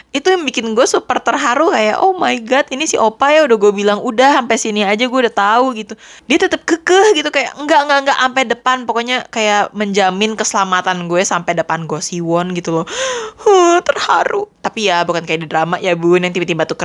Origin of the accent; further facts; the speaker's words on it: Indonesia; karena kan istilahnya gue dari Indonesia gitu ya